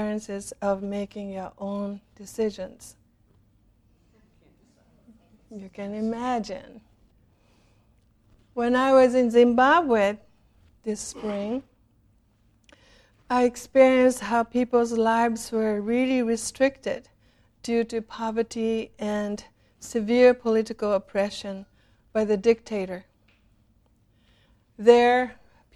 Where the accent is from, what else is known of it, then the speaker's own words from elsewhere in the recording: Japan; moved away; When I was growing up in Japan in the 50s